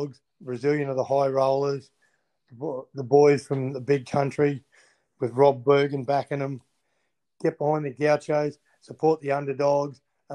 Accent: Queensland, Australia; I'm a Queenslander.

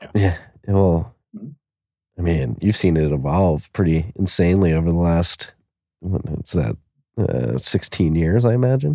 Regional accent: Philadelphia, Pennsylvania, United States; I'm from Philadelphia, we had four seasons every year.

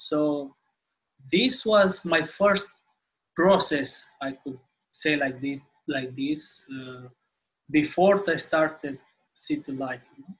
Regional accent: Timișoara, Timiș County, Romania; Hey, so, yeah … from Romania, Timișoara.

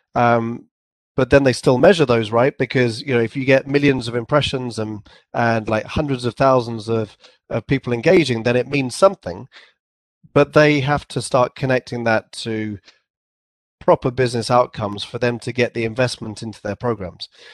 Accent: England, United Kingdom; accent: English; I had my English accent, and I probably pronounced it too too formally, like a sort of a, an English accent

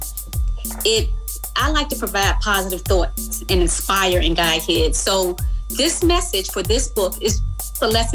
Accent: Goochland County, near Richmond, Virginia, United States; I grew up in Goochland County, just right outside of Richmond

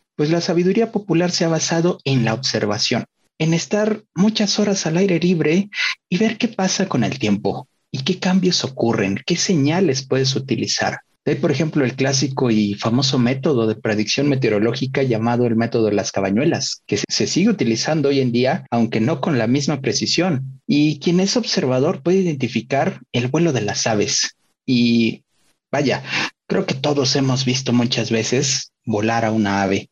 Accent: Puebla, Mexico; yo que soy poblano, un lugar donde hoy en día ya las noches de verano para mí son tropicales siempre

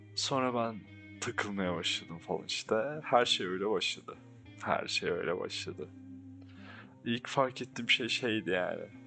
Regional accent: Ankara, Turkey; Ben burada büyüdüm, burada lisemi yaşadım

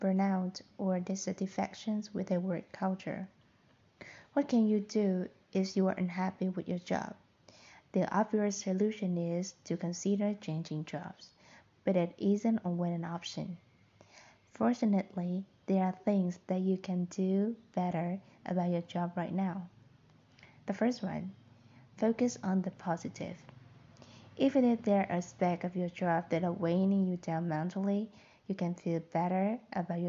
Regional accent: Vietnam; accent: mixed accent; first language Vietnamese; English is a second language; moved away as an adult; now in Da Nang, Vietnam; I am a Vietnamese person as a native speaker, I was born in another province, and I lived in another province for about 18 years. And then I moved to Denang to study and work for about 6 years. So my voice, my accent is like mixed accent

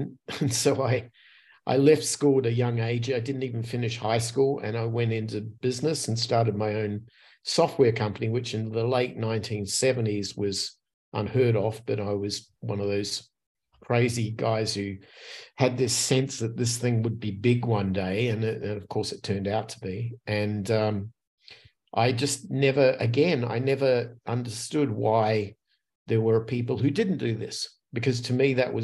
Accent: Adelaide, South Australia, Australia; moved away as an adult; now in Scottsdale, United States; I grew up until I was about 25 in a city on the south central coast of Australia called Adelaide

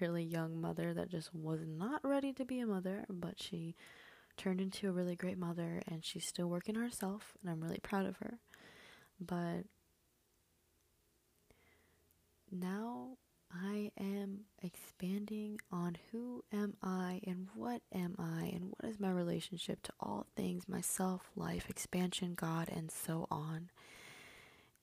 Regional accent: Michigan, United States; first language Spanish; English is a second language; also born or lived in Mexico; I was born and raised in Michigan

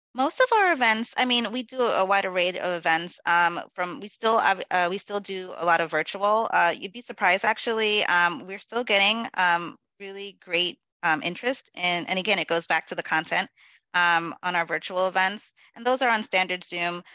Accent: New York City, New York, United States; My family is from Guyana which is in South America, um, and I am a Black woman born and raised in the Bronx.

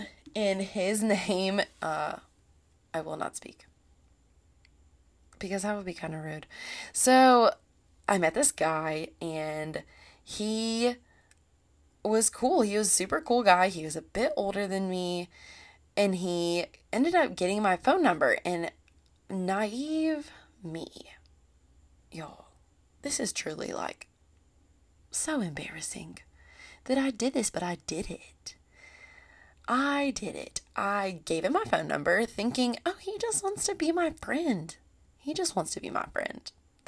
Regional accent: Columbia, South Carolina, United States; I was from Columbia, Lexington area, and South Carolina, and we both just went to USC.

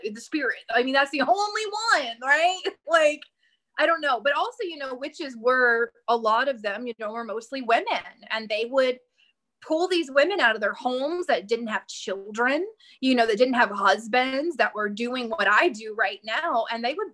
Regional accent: Bible Belt, the South, United States; I am from the South. I am from the Bible Belt of America

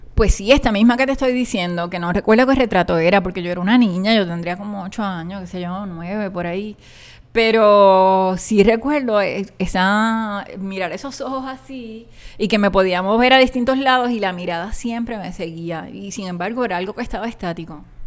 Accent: Puerto Rico; moved away as an adult; also born or lived in New York, United States; now in Cupey, Puerto Rico; de lo que yo conocía, que me habían enseñado en mi pueblo

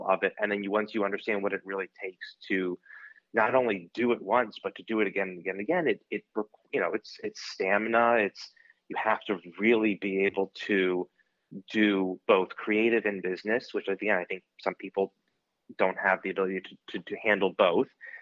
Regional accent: Maryland, United States; I'm from Maryland

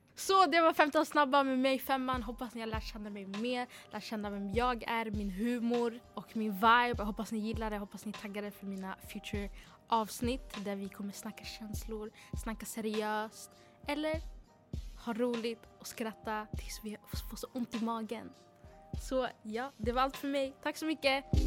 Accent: Uppsala, Uppsala County, Sweden; född och uppvuxen i Uppsala

